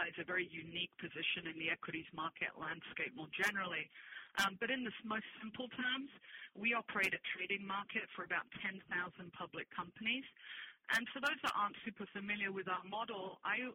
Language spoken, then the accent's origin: English; London, United Kingdom; moved away as an adult; also born or lived in Spain / Bermuda; I'm originally Spanish, but, yes, I grew up in London